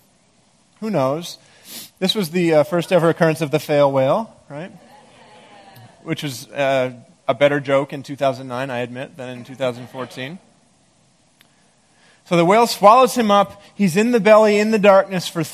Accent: Maine, United States; moved away; I grew up in Maine, and there's a lot of black bears there

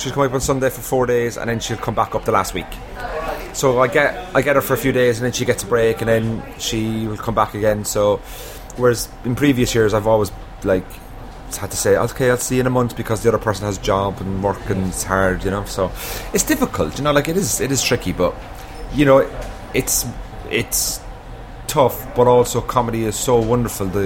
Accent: Ireland; now in United Kingdom; But I've been living in the UK now for 12 years, you see, so I'm emotionally withdrawn from Ireland now. I kind of I've no real identity there anymore. I have a passport and an accent.

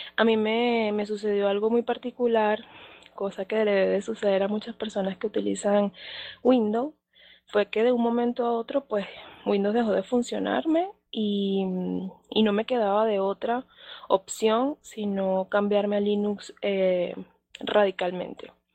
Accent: Venezuela; now in Mexico City, Mexico; yo soy de Venezuela, actualmente estoy radicada acá en Ciudad de México

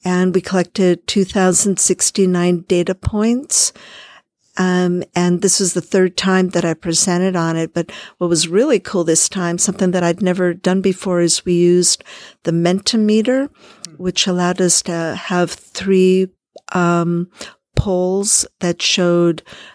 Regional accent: California, United States; I'm from California

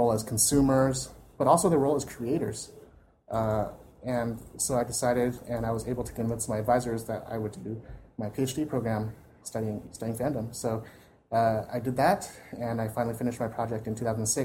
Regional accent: United States; we as American fans

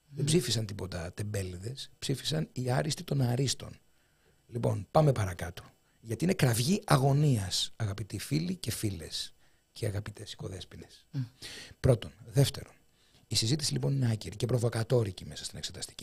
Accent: Kefalonia, Ionian Islands, Greece; moved away; Στο Πανεπιστήμιο Ιωνίου, στην Κεφαλονιά, στην ιδιαίτερη πατρίδα μου

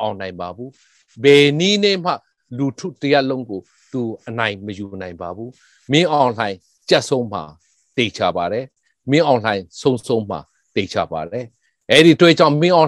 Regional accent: Chin people / Chin State, Myanmar

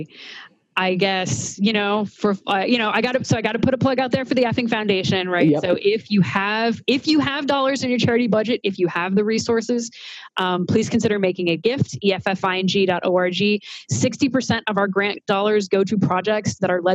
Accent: Missouri, United States; now in Boston, United States; I grew up in Missouri

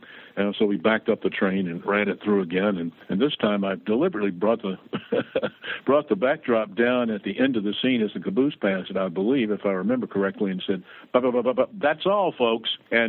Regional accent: Tennessee, United States; moved away; and moved to Milwaukee. And not only was it a cultural shock, but it was a climatic shock because I came from Tennessee.

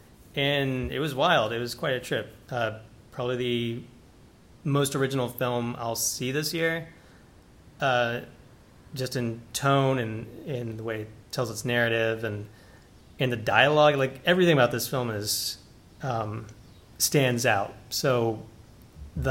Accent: United States; I'm an American kind of intruding on this very dearly held cultural icon of theirs

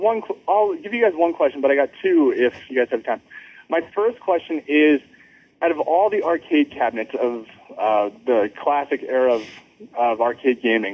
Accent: Calgary, Alberta, Canada; now in Rexburg, United States; I'm from Rexburg, Idaho, but originally from Calgary, Alberta.

